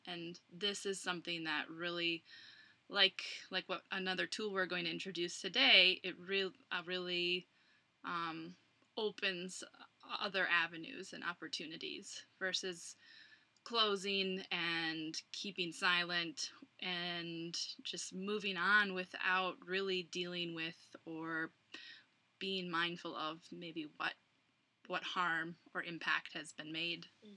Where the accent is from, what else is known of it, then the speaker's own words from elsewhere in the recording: Plymouth, Minnesota, United States; moved away as an adult; now in Colorado, United States; Minneapolis, Minnesota, but I grew up in Plymouth.